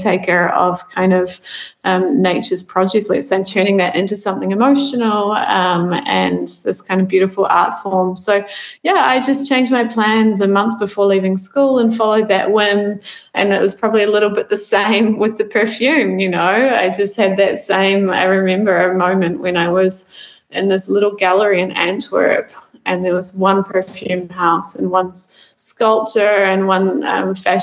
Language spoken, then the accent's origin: English; New Zealand; moved away as an adult; also born or lived in Amsterdam; I actually grew up on a farm here in New Zealand